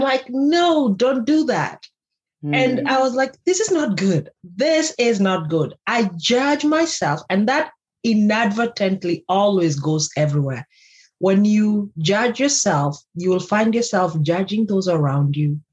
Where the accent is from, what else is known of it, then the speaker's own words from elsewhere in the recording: Kenya; If you don't know where I come from, I come from Kenya.